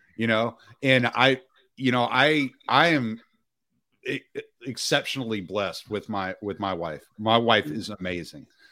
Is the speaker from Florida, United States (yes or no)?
no; Cajun, Louisiana, United States; I'm Cajun